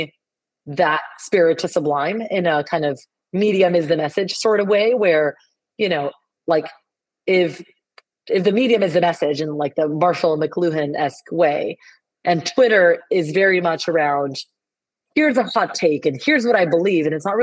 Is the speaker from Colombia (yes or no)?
yes; Colombia; first language Spanish; English is a second language; moved away as an adult; now in United States; I was born and raised in Colombia, South America.